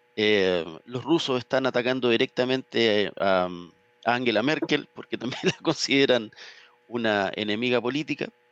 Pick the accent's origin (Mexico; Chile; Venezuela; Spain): Chile; uno como chileno